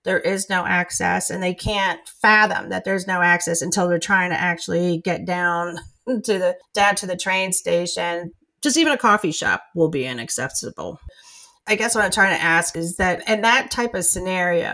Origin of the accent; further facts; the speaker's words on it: New York City, New York, United States; I grew up in Brooklyn myself